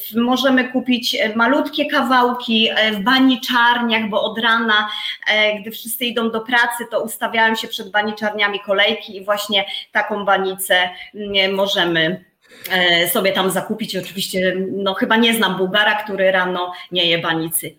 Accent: Poland; moved away as an adult; now in Bulgaria; ja wychowałam się na wsi

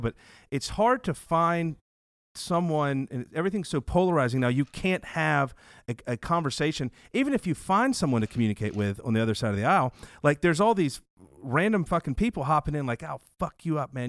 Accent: the South, United States; I'm from the South, very conservative

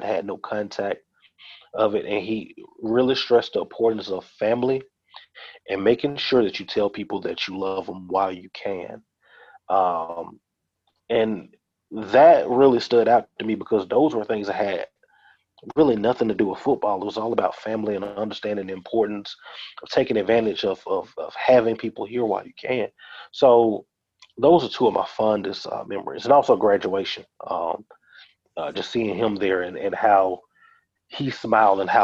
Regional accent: Birmingham, Alabama, United States; moved away; also born or lived in Baton Rouge, Louisiana; my hometown of Birmingham, Alabama

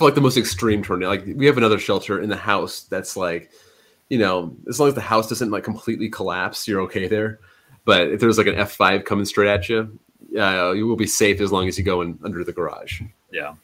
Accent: California, United States; we're from California

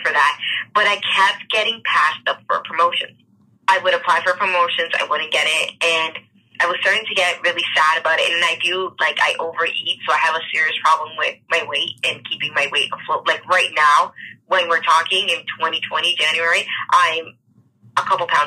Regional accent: Dominican Republic; now in Toronto, Canada; I reside in Toronto, Canada, but I was born in the Dominican Republic

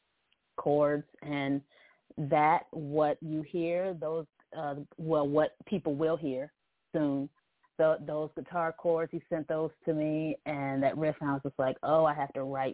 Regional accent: Cleveland, Ohio, United States; I'm from Cleveland, Ohio, calling in from Cleveland

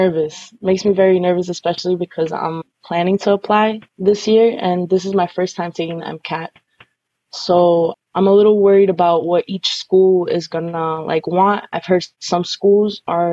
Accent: New York, United States; I'm Colombian, but I was born here in New York

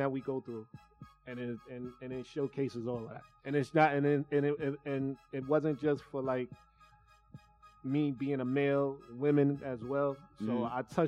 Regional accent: New York City, New York, United States; I'm from Brooklyn, Bed-Stuy.

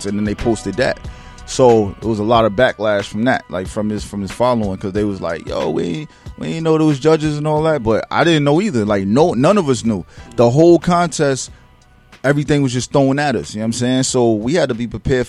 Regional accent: Newburgh, New York, United States; moved away as an adult; now in Tampa, United States; I'm from Newburgh, New York

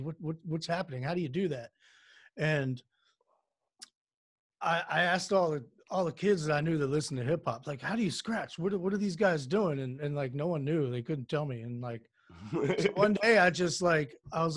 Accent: DMV, DC area, United States; I am from the DMV, is what we call it, the DC area, Northern Virginia, Maryland

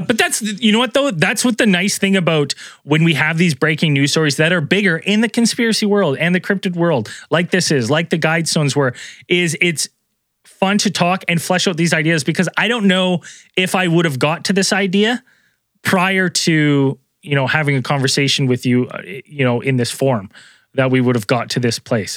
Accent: British Columbia, Canada; as a British Columbian

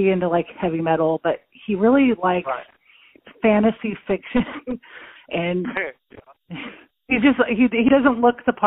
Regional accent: Texas, United States; I was born and raised in Texas

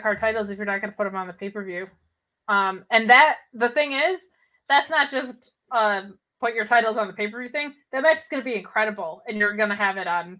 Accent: New Jersey, United States; I grew up in Jersey with an Italian extended family.

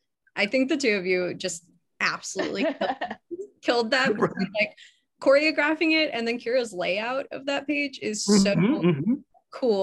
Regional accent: Chicago, Illinois, United States; moved away; I'm from Chicago originally.

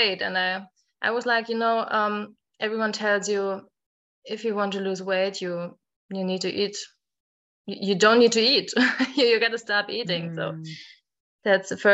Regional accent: Germany; English is a second language; I'm from Germany. I think most Germans can hear

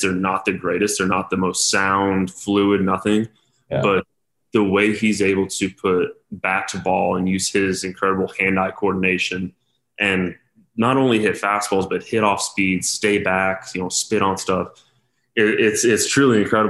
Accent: Denver, Colorado, United States; born or raised there

